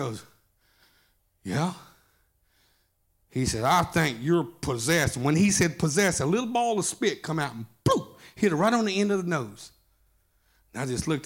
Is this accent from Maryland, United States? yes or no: no; Atoka, Oklahoma, United States; I'm from Atoka, Oklahoma. Home of Lane Frost. We're bull riders